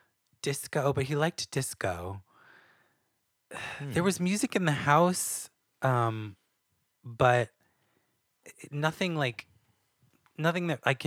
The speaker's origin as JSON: {"language": "English", "region": "New Hampshire", "country": "United States", "tie": "born or raised there", "said": "White girl? I'm from New Hampshire."}